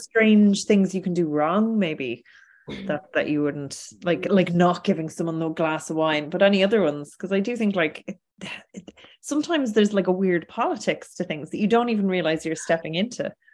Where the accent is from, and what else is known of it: Ireland